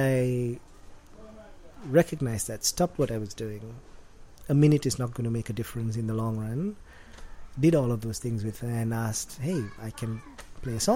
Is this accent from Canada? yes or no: no; Colombo, Western Province, Sri Lanka; moved away as an adult; also born or lived in Australia / United States; for the first 19, almost 20 years of my life, it was in Sri Lanka.